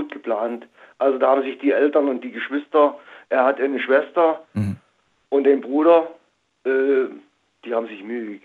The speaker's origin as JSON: {"language": "German", "region": "Saxony", "country": "Germany", "said": "über einen guten Freund aus meiner Heimat Sachsen"}